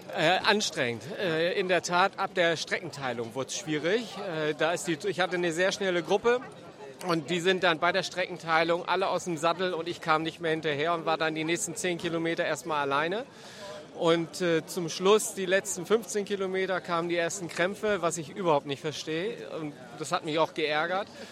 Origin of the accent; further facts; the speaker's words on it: Bremen, Germany; ich als gebürtiger Bremer